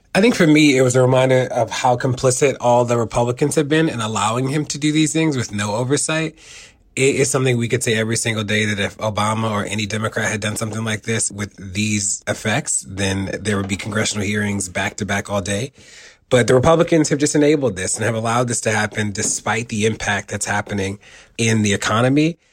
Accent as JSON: {"language": "English", "town": "Baltimore", "region": "Maryland", "country": "United States", "tie": "born or raised there", "said": "when I grew up in Baltimore and lived in the city exclusively"}